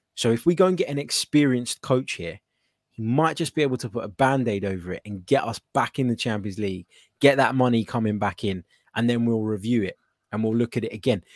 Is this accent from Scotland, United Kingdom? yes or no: no; London, United Kingdom; I was born actually in South London